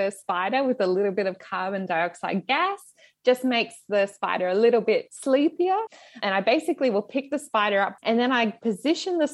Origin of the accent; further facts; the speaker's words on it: Queensland, Australia; Queensland, Australia, my home state